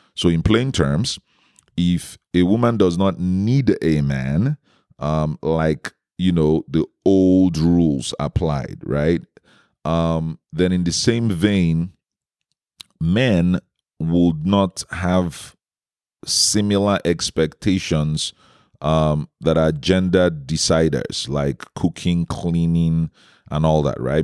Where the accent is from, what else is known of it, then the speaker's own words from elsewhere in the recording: Nigeria; my home country in Nigeria